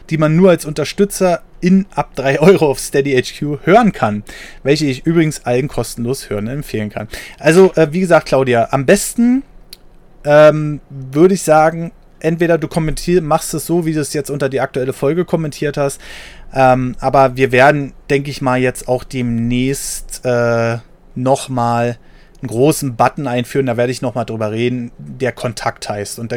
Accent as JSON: {"language": "German", "region": "North Rhine-Westphalia", "country": "Germany", "moved": "yes", "lives_now": "Sauerland, Germany", "said": "Bin aus dem Ruhrpott ins Sauerland ausgewandert, das sind 100 Kilometer und in eine völlig andere Kultur."}